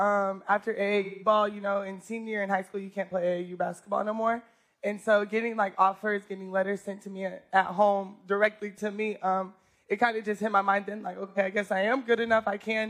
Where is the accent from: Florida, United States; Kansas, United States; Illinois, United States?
Kansas, United States; Newton; moved away as an adult; also born or lived in Oklahoma City, Oklahoma / Commerce, Texas; now in Texas, United States; I was born in Oklahoma City, moved to Kansas when I was like 4 or 5-ish, then just spent my whole life in Kansas there until high school, then went to Commerce in Texas.